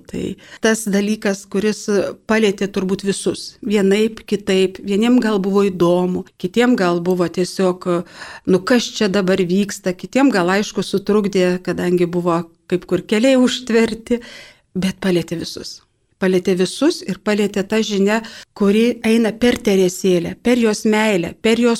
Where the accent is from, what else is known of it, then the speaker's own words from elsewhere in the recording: Lithuania; esu iš Kaišėdarių viskupijos